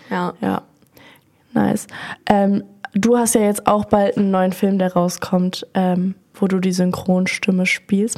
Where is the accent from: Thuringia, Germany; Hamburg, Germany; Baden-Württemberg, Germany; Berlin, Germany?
Berlin, Germany; ich bin 21 und bin aus Berlin